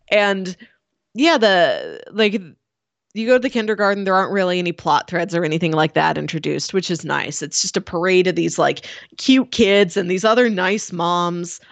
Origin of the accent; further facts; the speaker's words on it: United States; as an American audience